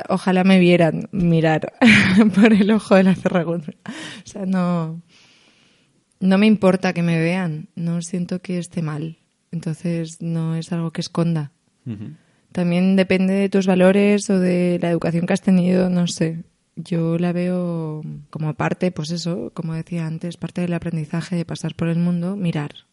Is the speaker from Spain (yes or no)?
yes; Spain; O sea, noto una conexión brutal, siendo española, con mm. ellos en la forma de mirar